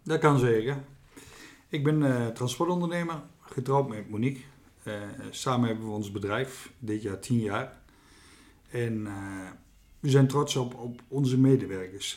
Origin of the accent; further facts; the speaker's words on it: Veluwe, Gelderland, Netherlands; moved away as an adult; also born or lived in Achterhoek; van oorsprong kom ik van de Veluwe